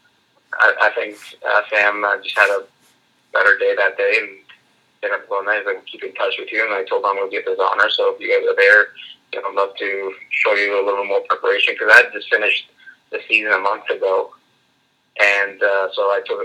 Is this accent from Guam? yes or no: no; Canada; being Canadian